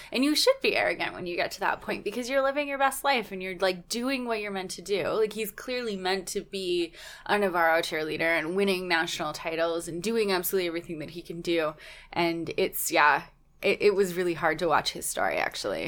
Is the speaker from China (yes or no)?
no; Canada